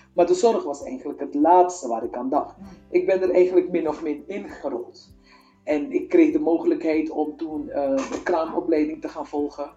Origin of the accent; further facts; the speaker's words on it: Suriname; moved away as an adult; also born or lived in Apeldoorn / Utrecht; now in Netherlands; ik kom uit Suriname. Ik ben op uh, eh, 20-jarige leeftijd vanuit Suriname hier naar Nederland gekomen.